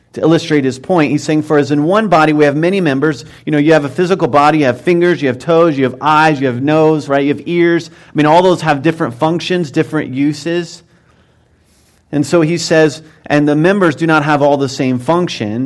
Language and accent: English; Mount Vernon, Ohio, United States; I grew up in Mount Vernon, Ohio